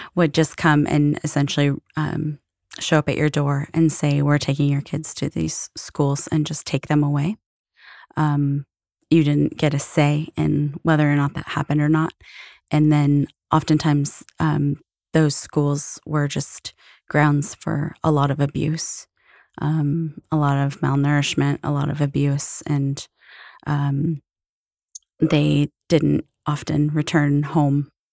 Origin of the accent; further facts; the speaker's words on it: Florence, Oregon, United States; also born or lived in Seattle, Washington; I was born in Seattle, uh, moved when I was pretty young to a small coastal town in Oregon called Florence.